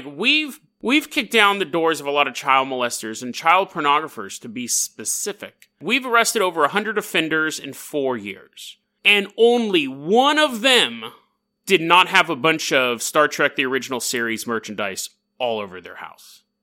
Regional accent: Canada; hey, oi, matey, I'm from Canada.

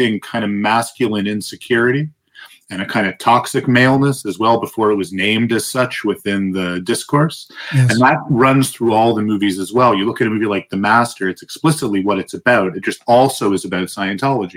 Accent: Toronto, Ontario, Canada; I'm from Toronto, but we call it Toronto.

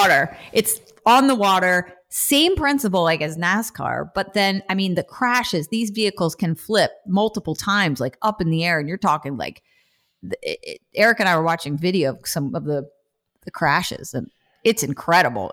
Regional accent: New Jersey, United States; I'm from Jersey

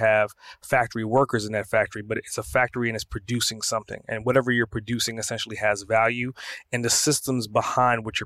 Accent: New York City, New York, United States; now in Atlanta, United States; I'm originally from Brooklyn

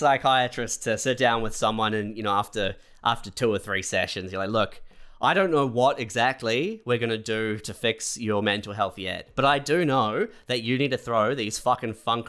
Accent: Christchurch, Canterbury, New Zealand; moved away; also born or lived in Canada; When I moved from Christchurch to Canada

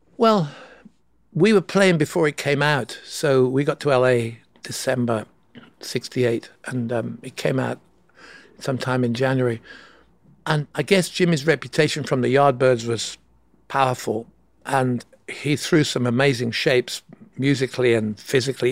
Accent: England, United Kingdom; I'm from England

